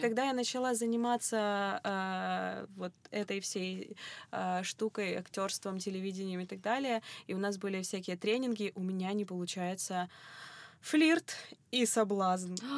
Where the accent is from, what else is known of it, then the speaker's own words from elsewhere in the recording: Kropyvnytskyi, Kirovohrad Oblast, Ukraine; я ж из Кировограда